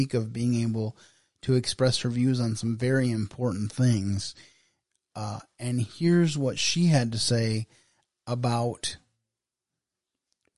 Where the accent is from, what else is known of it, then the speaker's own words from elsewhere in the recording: Michigan, United States; my home state of Michigan